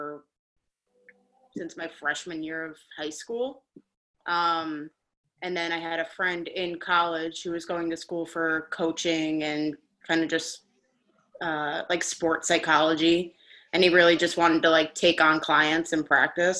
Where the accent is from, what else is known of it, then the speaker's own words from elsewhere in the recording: Long Island, New York, United States; also born or lived in Cortland, New York; I'm not from Staten Island. I'm not from Jersey. I'm from Long Island